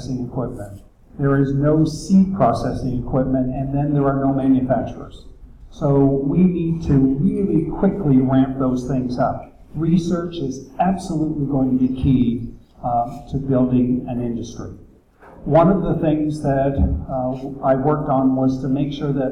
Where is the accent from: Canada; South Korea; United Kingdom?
Canada; moved away as an adult; now in Berks County, Pennsylvania, United States; I was born in Canada